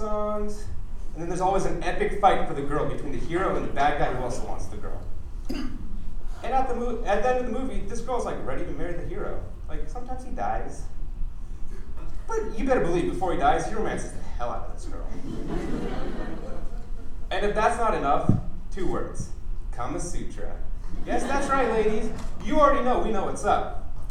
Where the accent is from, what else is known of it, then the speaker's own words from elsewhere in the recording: United States; I was born in America